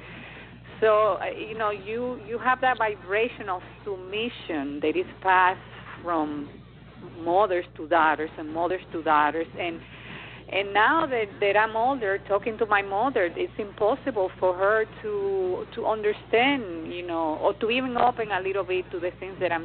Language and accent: English; Dominican Republic; I come from the Dominican Republic